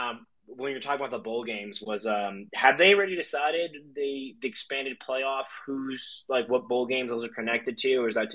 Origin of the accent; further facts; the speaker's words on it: Texas, United States; now in Colorado, United States; So I currently live in Colorado, but I'm from Texas originally.